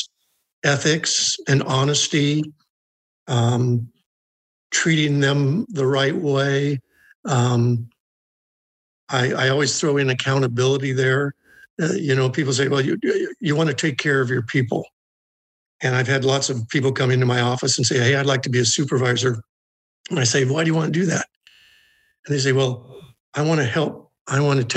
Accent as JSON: {"language": "English", "town": "Salem", "region": "Oregon", "country": "United States", "tie": "born or raised there", "said": "growing up in Salem"}